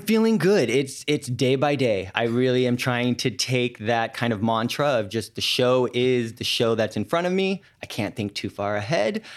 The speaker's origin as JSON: {"language": "English", "town": "San Francisco", "region": "California", "country": "United States", "also_born_or_lived": "New York", "moved": "as an adult", "said": "I'm from San Francisco"}